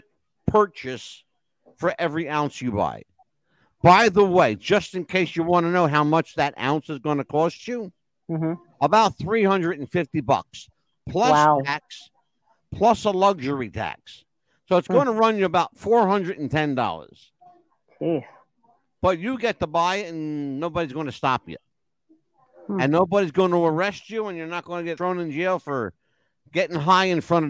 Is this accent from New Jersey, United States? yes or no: yes; New Jersey, United States; the state of New Jersey, my hometown